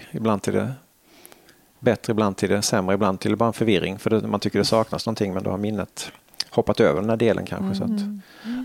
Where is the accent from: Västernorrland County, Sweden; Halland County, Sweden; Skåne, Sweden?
Halland County, Sweden; Halmstad; moved away; man har gått mycket som liten i Halmstad